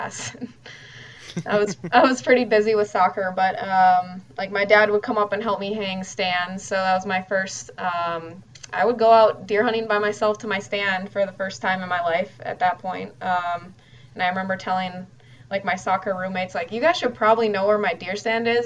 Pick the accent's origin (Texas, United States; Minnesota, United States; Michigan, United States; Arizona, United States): Minnesota, United States; Twin Cities; also born or lived in Crookston, Minnesota; growing up in the Twin Cities